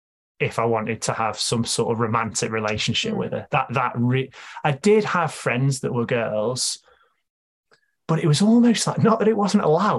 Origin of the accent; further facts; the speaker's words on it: Stoke-on-Trent, West Midlands, United Kingdom; growing up for me, I grew up in Stoke